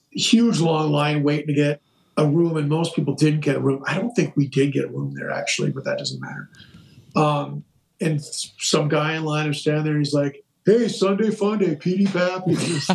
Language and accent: English; Stillwater, Minnesota, United States; moved away as an adult; I'm from Stillwater. I haven't lived there since I was 19